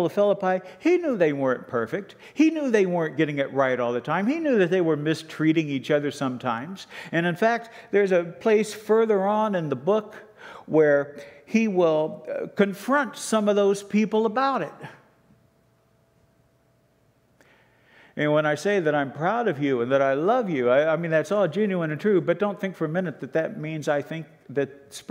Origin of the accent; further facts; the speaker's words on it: Canada; Canadians, but as Canadian Christians